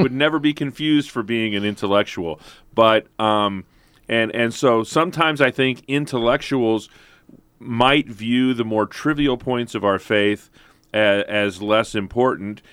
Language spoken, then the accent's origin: English; St. Louis, Missouri, United States; I grew up in St. Louis